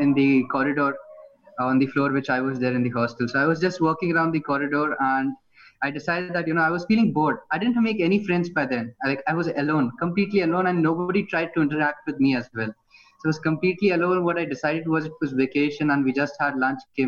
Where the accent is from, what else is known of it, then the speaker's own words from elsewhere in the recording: Fujairah, United Arab Emirates; first language Hindi; English is a second language; since I grew up here in Fujairah, the way how I speak the mother tongue, which is Hindi, was a little bit different.